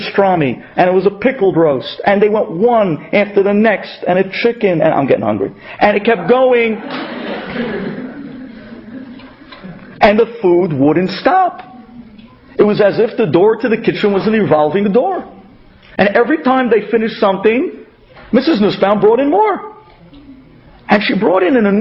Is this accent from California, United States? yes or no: no; New York City, New York, United States; accent: Brooklyn; moved away; also born or lived in Israel; my Brooklyn accent